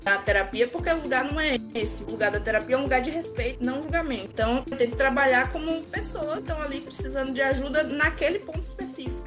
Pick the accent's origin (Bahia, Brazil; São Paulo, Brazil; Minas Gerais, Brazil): Bahia, Brazil; Santana; Sou de Santana, Bahia.